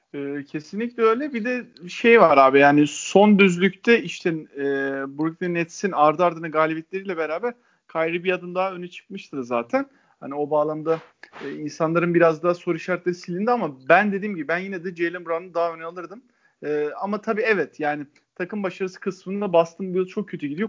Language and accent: Turkish; İzmir, Turkey; ben bir İzmirli olarak